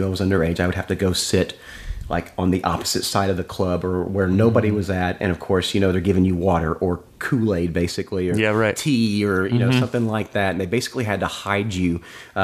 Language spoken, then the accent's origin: English; Evansville, Indiana, United States; moved away as an adult; now in Nashville, United States; I'm originally from Evansville, Indiana, born in Evansville, Indiana, but I lived in southern Indiana for most of my life.